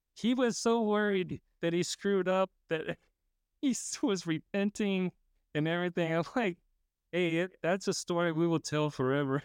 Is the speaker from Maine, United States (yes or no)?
no; California, United States; I grew up in California